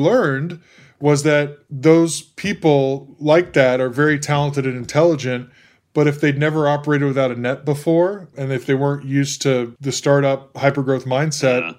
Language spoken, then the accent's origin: English; Central Texas, United States; moved away as an adult; also born or lived in Los Angeles / San Francisco / Boston / New York; now in Chicago, United States; was kicked out of high school growing up in Central Texas